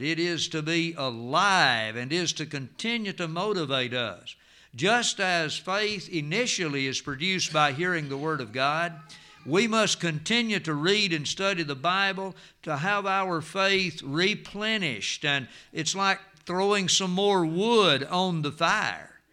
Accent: United States; I am from Jackson County

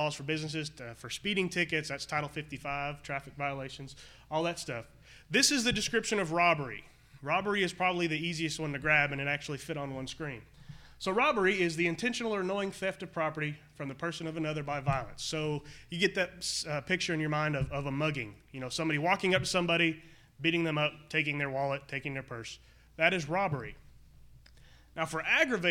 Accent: United States; us in America

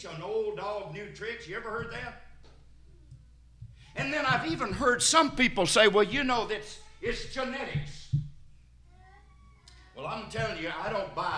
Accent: Sparta, Tennessee, United States; also born or lived in Cookeville, Tennessee; I'm from White County over in Sparta

